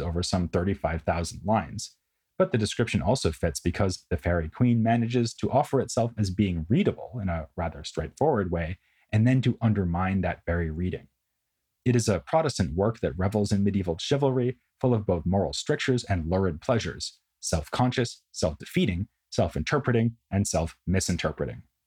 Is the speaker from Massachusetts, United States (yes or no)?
yes; Boston, Massachusetts, United States; my hometown of Boston